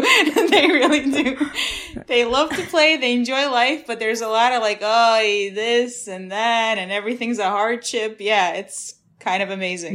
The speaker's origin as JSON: {"language": "English", "town": "New York City", "region": "New York", "country": "United States", "tie": "born or raised there", "also_born_or_lived": "Ukraine", "said": "I've been in Brooklyn since I was 7"}